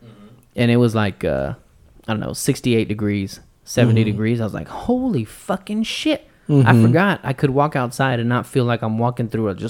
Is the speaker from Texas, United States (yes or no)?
yes; Texas, United States; we're from Texas